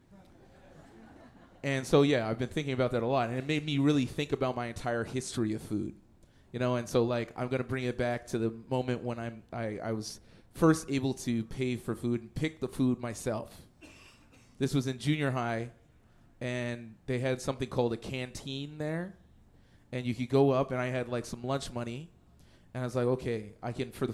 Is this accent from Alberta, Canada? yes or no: yes; Edmonton, Alberta, Canada; moved away; I'm from Edmonton originally